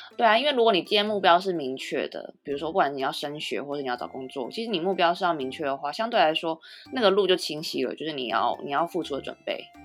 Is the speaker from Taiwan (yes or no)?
yes; Taiwan; moved away as an adult; now in Japan; 至少我把日文学好，我有一个收获，我可以回台湾